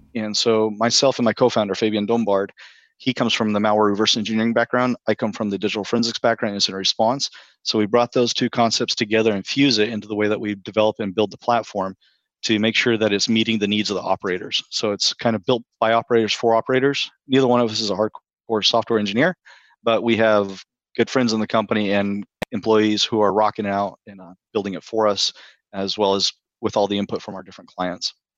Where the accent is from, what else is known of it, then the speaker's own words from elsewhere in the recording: Texas, United States; moved away as an adult; now in Maryland, United States; I'm originally from the Texas area